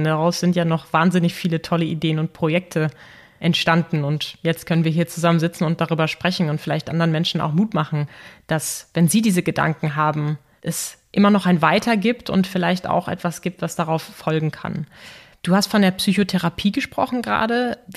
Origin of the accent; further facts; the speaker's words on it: Dortmund, North Rhine-Westphalia, Germany; Ich persönlich, auch wenn ich gebürtige Dortmunderin bin und damit dem Fußball natürlich nicht so ganz fern bin